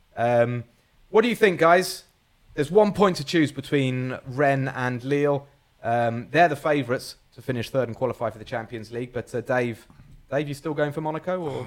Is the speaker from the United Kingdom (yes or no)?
yes; England, United Kingdom; I'm English